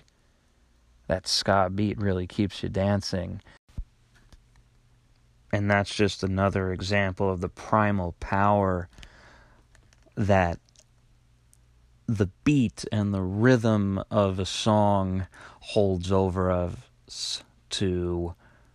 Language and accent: English; Long Island, New York, United States; I actually lived on Long Island, was born and raised on Long Island. I still work there